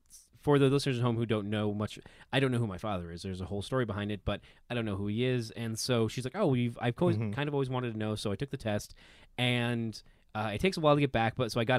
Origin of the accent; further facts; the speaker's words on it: Philippines; Yeah, and I'm Filipino, so my mom wanted me to be a nurse